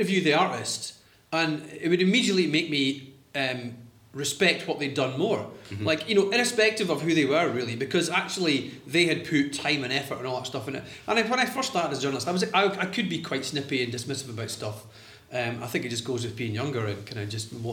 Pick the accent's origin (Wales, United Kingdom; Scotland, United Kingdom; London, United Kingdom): Scotland, United Kingdom; Arbroath; I grew up in Arbroath